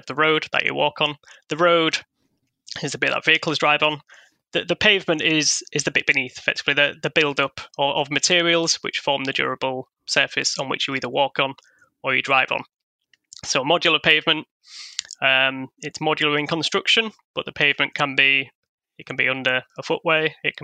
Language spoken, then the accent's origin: English; Hull, Yorkshire and the Humber, United Kingdom; the city of Hull, which is my hometown